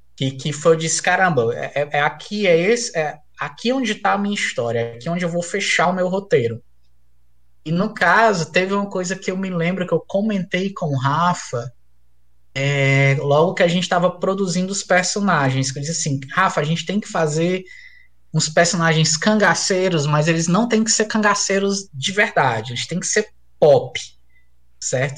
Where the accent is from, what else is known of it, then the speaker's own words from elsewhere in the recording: Fortaleza, Ceará, Brazil; also born or lived in Crateús, Ceará; eu sou de Fortaleza, mas eu morei no interior do Ceará, em Crateús